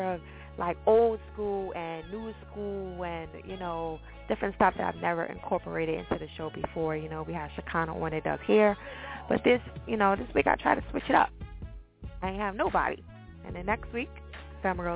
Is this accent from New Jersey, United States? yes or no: yes; New Jersey, United States; Jersey, all that good stuff, my home state.